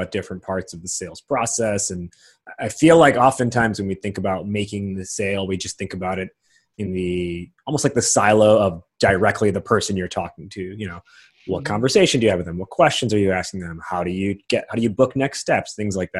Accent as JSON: {"language": "English", "area": "outside Chicago", "region": "Illinois", "country": "United States", "tie": "born or raised there", "said": "I live in Chicago now, and I grew up outside Chicago"}